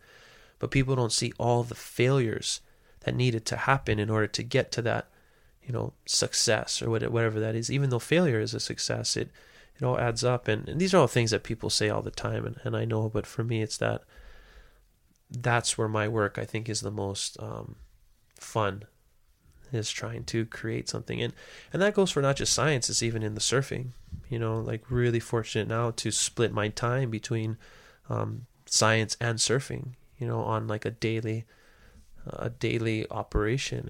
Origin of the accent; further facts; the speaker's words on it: Hawaii, United States; there was never any doubt that I knew where I come from, and I knew that I belong in Hawaii